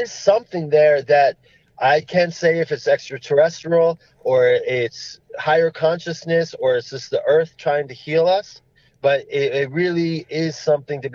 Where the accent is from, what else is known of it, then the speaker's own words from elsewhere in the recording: New Jersey, United States; now in Colorado, United States; I was just growing up in New Jersey, you know, playing basketball or football and eating pizza.